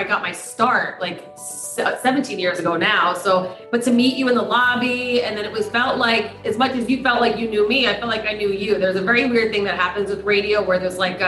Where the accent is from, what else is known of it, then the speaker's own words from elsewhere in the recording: Poughkeepsie, New York, United States; I'm from Poughkeepsie.